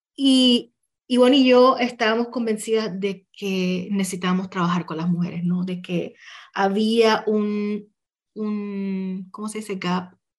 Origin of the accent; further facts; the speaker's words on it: Puerto Rico; moved away; desde donde yo venía, ¿verdad? Muy desde la puertorriqueñidad